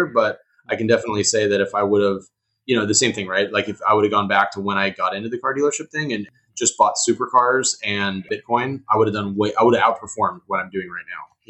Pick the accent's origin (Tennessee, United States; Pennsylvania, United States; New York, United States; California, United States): California, United States; Huntington Beach; moved away; I grew up in Huntington Beach.